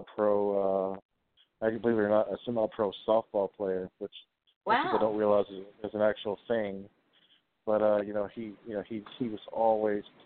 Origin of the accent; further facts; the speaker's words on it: Kennett, Missouri, United States; I'm originally from Kennett, Missouri